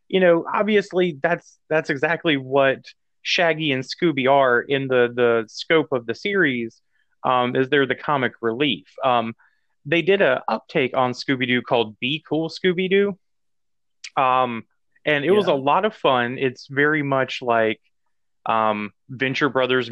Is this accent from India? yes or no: no; the South, United States; growing up in the South.